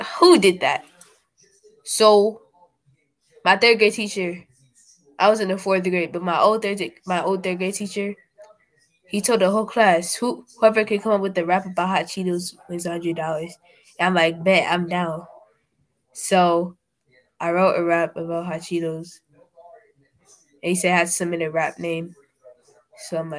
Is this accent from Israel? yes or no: no; Maryland, United States; I'm not really Nigerian. My parents are Nigerian. But I was born in Maryland